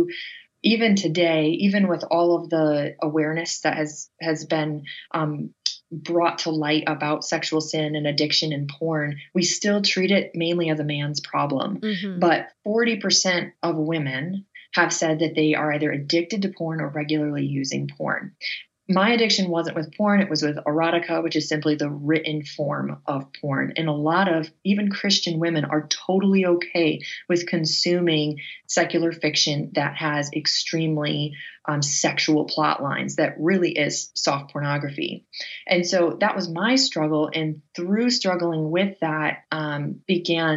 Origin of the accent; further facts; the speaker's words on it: Northern Michigan, United States; I grew up in Northern Michigan